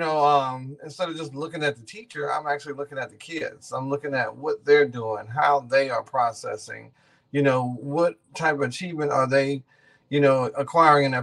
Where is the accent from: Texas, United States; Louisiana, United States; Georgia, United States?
Texas, United States; Missouri City; I grew up in Ridgemont, you know, Missouri City, went to Missouri City, Willow Ridge